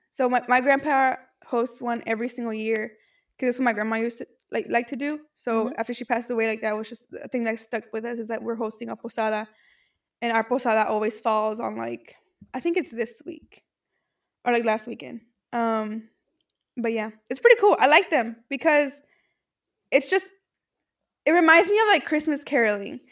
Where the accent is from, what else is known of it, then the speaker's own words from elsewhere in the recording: Mexico; I am from Mexico